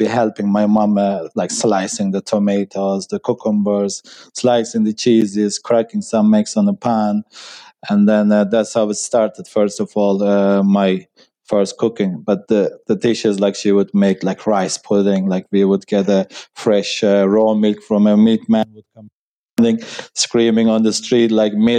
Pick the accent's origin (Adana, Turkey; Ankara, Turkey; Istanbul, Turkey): Ankara, Turkey; moved away as an adult; also born or lived in Kuşadası, Turkey; now in Ireland; I'm from Turkey. And I was born and raised in the capital of Turkey called Ankara